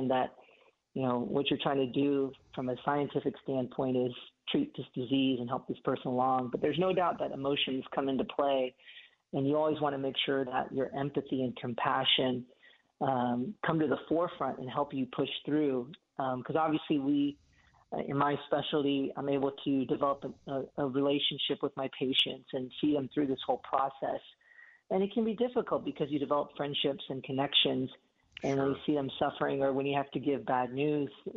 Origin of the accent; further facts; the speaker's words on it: Houston, Texas, United States; moved away as an adult; also born or lived in Atlanta, Georgia; now in Knoxville, United States; I was born and raised in Houston